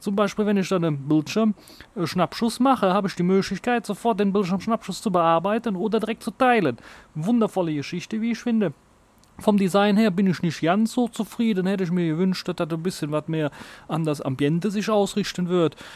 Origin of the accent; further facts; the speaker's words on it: Germany; bei uns in Deutschland